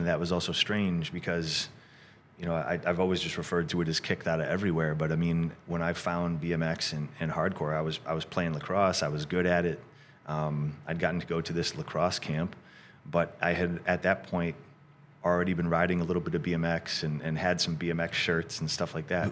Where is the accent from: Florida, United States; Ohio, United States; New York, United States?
New York, United States; Rochester; moved away as an adult; also born or lived in Syracuse, New York / California; we grew up in a, in a suburb outside of Rochester